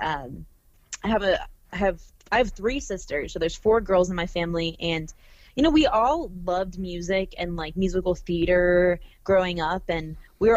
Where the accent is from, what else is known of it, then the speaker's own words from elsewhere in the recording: Arizona, United States; now in Los Angeles, United States; I'm from Arizona and then I've been